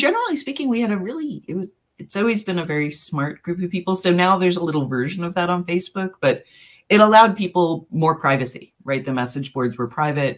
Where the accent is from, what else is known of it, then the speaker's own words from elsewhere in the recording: New York, United States; moved away as an adult; now in Appleton, United States; we're originally from New York, and we've been living in Appleton, Wisconsin, uh, basically because of this job